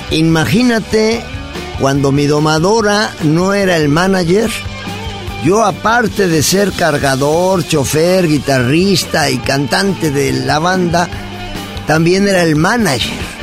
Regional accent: Mexico City, Mexico; also born or lived in Puebla; me fui con mi mamá a vivir con mis abuelitos a Chilangolandia

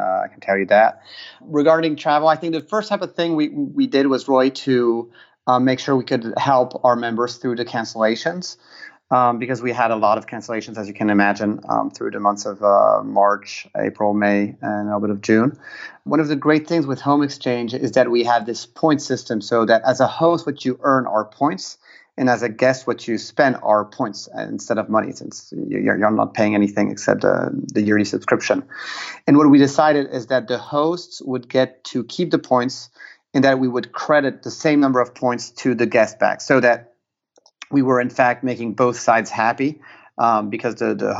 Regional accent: Piedmont, Italy; English is a second language; since I'm also partially Italian and I come from the Piemonte, which is a big wine region, that's a region of Barolo wines

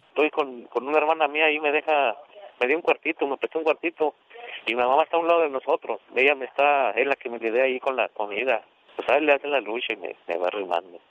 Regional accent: Malpaso, Zacatecas, Mexico; moved away as an adult; now in United States; Yo nací en el estado de Zacatecas, en un pueblito que se llama Malpaso.

